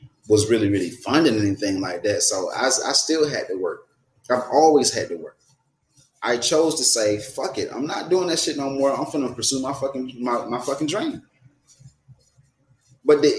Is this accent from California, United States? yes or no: no; Atlanta, Georgia, United States; moved away; also born or lived in Florida; I ain't from Florida. I'm from Atlanta. I'm from Georgia.